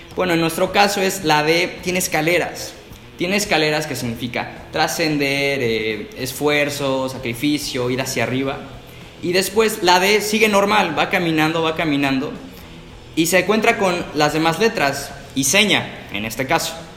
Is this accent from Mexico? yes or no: yes; Mexico; somos mexicanos